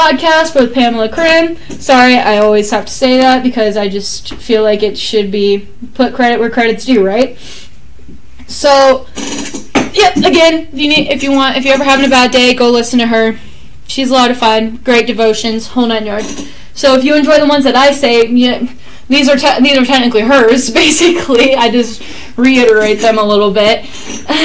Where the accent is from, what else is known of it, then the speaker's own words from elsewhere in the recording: Texas, United States; I'm from Texas